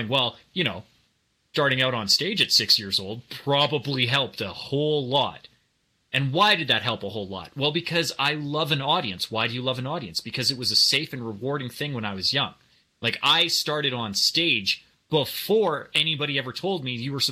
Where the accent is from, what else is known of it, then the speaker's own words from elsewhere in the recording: Canada; growing up in Canada